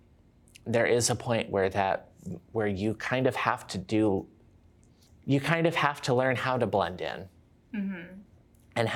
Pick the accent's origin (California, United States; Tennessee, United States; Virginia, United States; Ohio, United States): Virginia, United States; moved away as an adult; also born or lived in Georgia, United States; now in British Columbia, Canada; I was born and raised in Virginia, but I did live in Georgia for about 5 years before I came up here